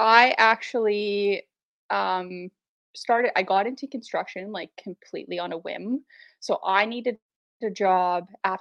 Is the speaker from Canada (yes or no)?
yes; Saskatoon, Saskatchewan, Canada; I am from Saskatoon, Saskatchewan, right dead set in the middle of the prairies. I was born and raised here, born and raised in the north.